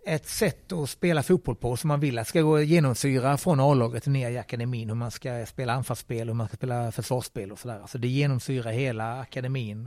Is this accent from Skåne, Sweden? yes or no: yes; Skåne, Sweden; moved away as an adult; also born or lived in Helsingborg / Rostock; now in Gothenburg, Sweden; jag som skåning